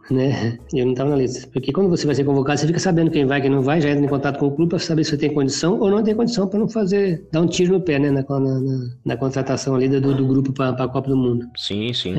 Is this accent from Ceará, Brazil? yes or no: no; Presidente Bernardes, São Paulo, Brazil; Eu sou natural de Presidente Bernardes, né? Aqui próximo a Presidente Prudente, onde resido hoje